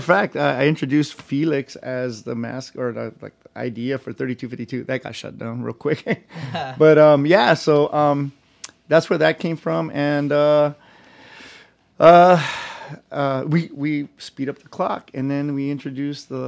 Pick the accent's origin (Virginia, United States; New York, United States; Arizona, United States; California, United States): California, United States; Los Angeles; I grew up in Boyle Heights